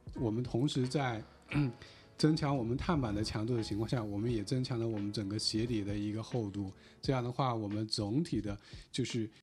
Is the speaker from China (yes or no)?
yes; China; 我们中国人